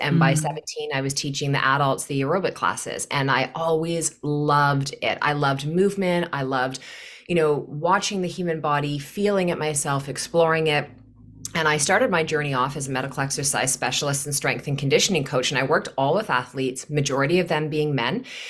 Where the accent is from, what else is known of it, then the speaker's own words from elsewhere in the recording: Newmarket, Ontario, Canada; now in Kelowna, Canada; I am from Newmarket, Ontario, and I live in Kelowna, BC now.